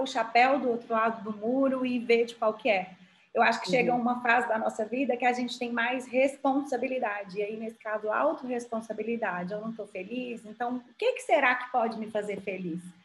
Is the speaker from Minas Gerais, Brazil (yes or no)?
yes; Montes Claros, Minas Gerais, Brazil; moved away as an adult; also born or lived in Belo Horizonte; saí de Montes Claros, estudei em Belo Horizonte